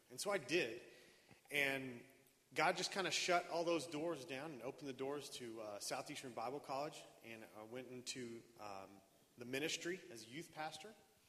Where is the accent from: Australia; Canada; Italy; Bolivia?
Bolivia; now in United States; Well, I grew up in Bolivia as a missionary kid, but when I came back to the United States, I didn't want to be a missionary